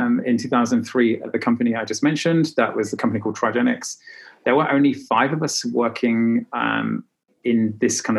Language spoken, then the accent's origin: English; United Kingdom; moved away as an adult; also born or lived in south of France / Dubai; now in Berlin, Germany; I'm British, originally from the UK. And actually, I emigrated from UK in 2009.